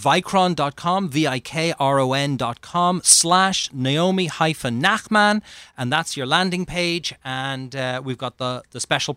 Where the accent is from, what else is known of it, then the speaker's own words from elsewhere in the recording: Ireland; So growing up in Ireland, for me, it was normal living.